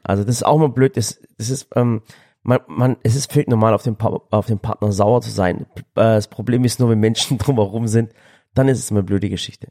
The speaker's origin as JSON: {"language": "German", "town": "Balingen", "region": "Baden-Württemberg", "country": "Germany", "said": "das ist nicht weit weg von Balingen, da wo ich herkomme"}